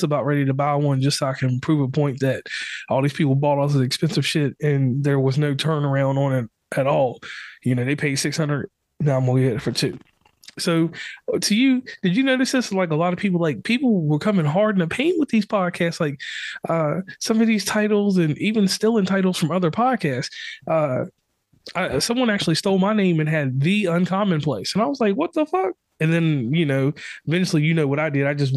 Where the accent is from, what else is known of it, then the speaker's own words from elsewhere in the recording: Virginia, United States; I'm from Virginia